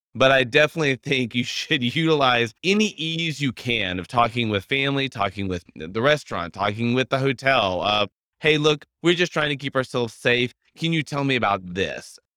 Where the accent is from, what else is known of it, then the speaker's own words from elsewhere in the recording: Louisiana, United States; I am from Louisiana